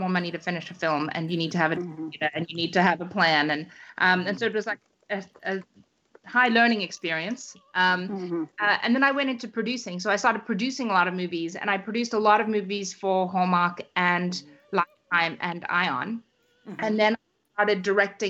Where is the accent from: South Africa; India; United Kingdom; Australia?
South Africa; also born or lived in Canada; now in United States; I'm originally from South Africa, and then I moved to Canada and then the United States